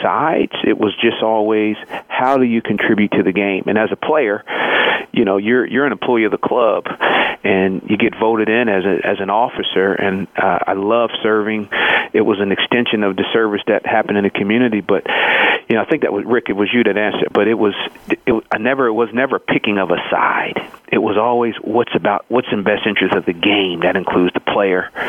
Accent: Philadelphia, Pennsylvania, United States; growing up in the Philadelphia area

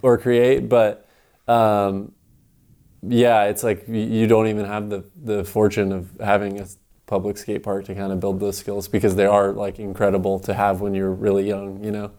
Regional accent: Phoenix, Arizona, United States; growing up in Phoenix

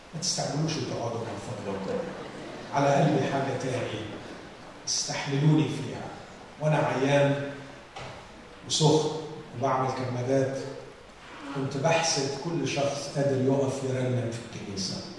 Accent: Alexandria Governorate, Egypt; كاسكندراني باجي هنا زيارات

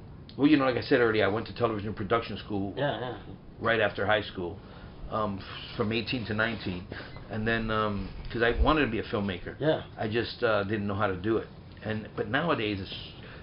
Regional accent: New York City, New York, United States; accent: Bronxanese; I grew up in the South Bronx

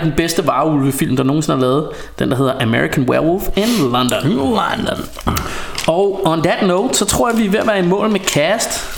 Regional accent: Denmark; vi bare som danskere

